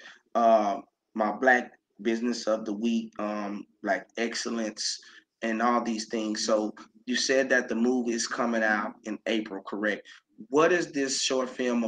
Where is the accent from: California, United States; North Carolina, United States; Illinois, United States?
North Carolina, United States; Elizabeth City; moved away as an adult; I left Elizabeth, North Carolina around the same time last year